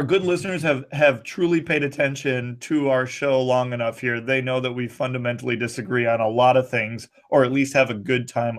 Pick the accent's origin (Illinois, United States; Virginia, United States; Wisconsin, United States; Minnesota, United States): Minnesota, United States; I grew up and live in the Midwest, more specifically Minnesota. I'm of German-Irish heritage